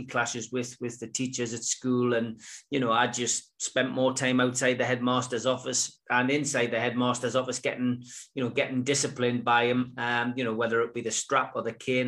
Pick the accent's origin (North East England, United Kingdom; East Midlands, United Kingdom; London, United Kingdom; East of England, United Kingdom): North East England, United Kingdom; Gateshead; also born or lived in South Shields; I always lived on the banks of the Tyne, but on the Gateshead side. I had a great childhood